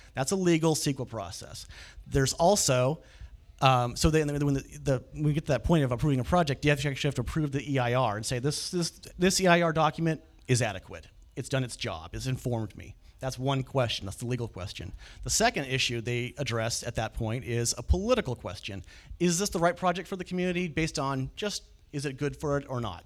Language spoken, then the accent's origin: English; the Valley, California, United States; also born or lived in Bay Area; now in Sacramento, United States; I grew up in the Valley